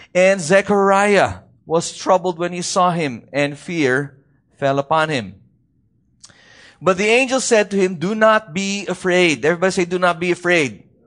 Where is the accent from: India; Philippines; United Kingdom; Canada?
Philippines; Baguio, Cordillera Administrative Region; from where I come from, I come from Baguio City